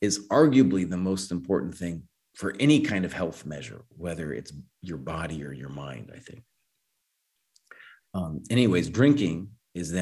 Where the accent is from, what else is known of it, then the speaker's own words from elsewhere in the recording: Santa Fe, New Mexico, United States; I grew up in Santa Fe